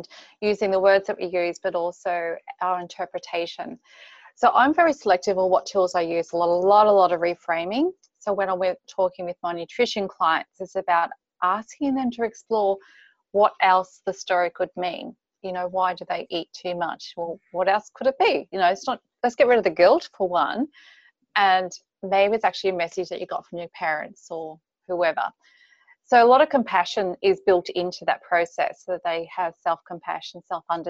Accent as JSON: {"language": "English", "region": "Queensland", "country": "Australia", "tie": "born or raised there", "moved": "as an adult", "lives_now": "Anna Bay, Australia", "said": "I actually live in Anna Bay. I grew up in Queensland."}